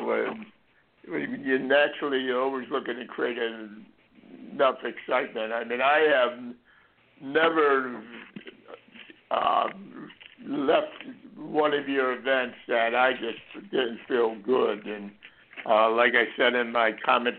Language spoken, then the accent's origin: English; Florida, United States; when we grew up in Florida